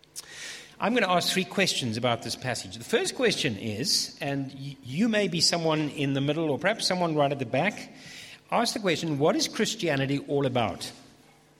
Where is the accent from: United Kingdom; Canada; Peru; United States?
United Kingdom; England; I'm too English for that.